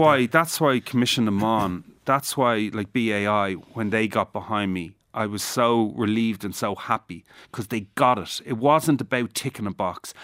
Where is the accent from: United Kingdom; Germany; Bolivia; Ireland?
Ireland; I'm Irish